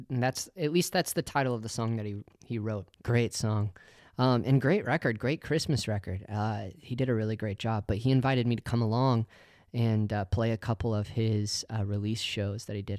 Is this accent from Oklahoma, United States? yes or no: yes; Oklahoma, United States; moved away as an adult; also born or lived in Colorado Springs, Colorado; I grew up in Oklahoma, and then at, at eighteen years old, I moved to Colorado Springs